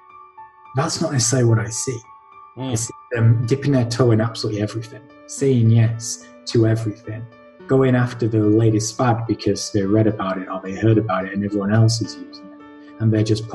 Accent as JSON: {"language": "English", "town": "Halifax", "region": "Yorkshire and the Humber", "country": "United Kingdom", "tie": "born or raised there", "said": "Born and bred Halifax, done a bit of traveling here and there, but yeah, my roots are here"}